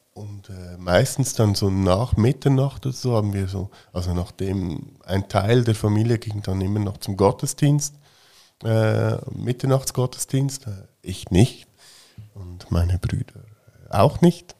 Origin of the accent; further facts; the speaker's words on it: Fricktal, Aargau, Switzerland; ich bin ja im Fricktal aufgewachsen